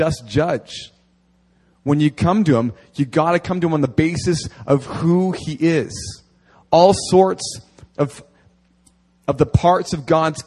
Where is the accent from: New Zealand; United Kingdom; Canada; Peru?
Canada; near Steinbach, Manitoba; now in Seoul, South Korea; near my hometown, there is an apostolic church, a recognized apostle in Canada